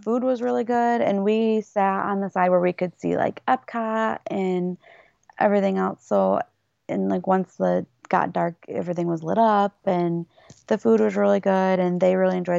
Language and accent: English; Michigan, United States; So we're from Michigan